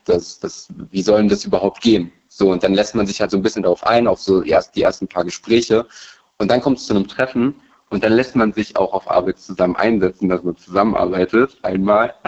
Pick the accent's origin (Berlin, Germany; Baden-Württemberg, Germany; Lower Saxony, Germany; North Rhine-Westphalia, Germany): Berlin, Germany; also born or lived in Rhineland-Palatinate; Ich bin in Berlin geboren